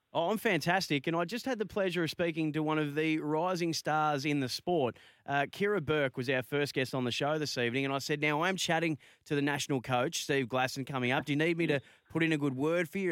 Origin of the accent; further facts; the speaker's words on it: Bendigo, Victoria, Australia; I'm from Bendigo, which is very, very close to Maryborough.